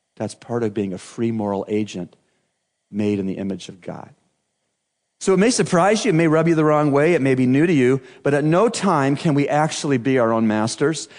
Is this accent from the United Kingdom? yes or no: no; Canada; growing up in Canada